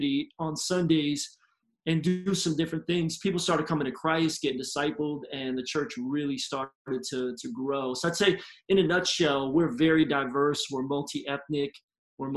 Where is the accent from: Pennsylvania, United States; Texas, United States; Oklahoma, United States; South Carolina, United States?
Pennsylvania, United States; Philadelphia; moved away as an adult; now in Tampa, United States; I'm originally from Philly, grew up as a PK